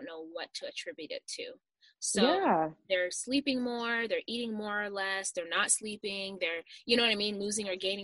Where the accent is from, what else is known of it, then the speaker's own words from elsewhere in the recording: Las Vegas, Nevada, United States; also born or lived in Uganda; I was born in Uganda and raised in Las Vegas.